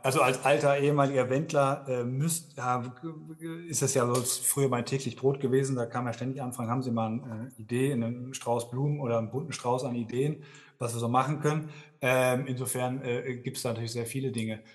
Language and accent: German; Dortmund, North Rhine-Westphalia, Germany; moved away as an adult; also born or lived in Hamburg; now in Innsbruck, Austria; ich komme nämlich eigentlich ursprünglich aus Dortmund, bin tatsächlich auch gebürtiger Hamburger, bin aber nur geboren äh, und in Dortmund im Ruhrgebiet aufgewachsen